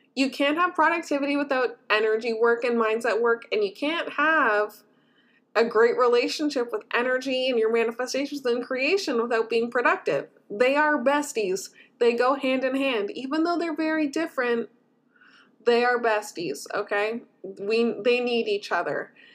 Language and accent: English; Canada; I as a Canadian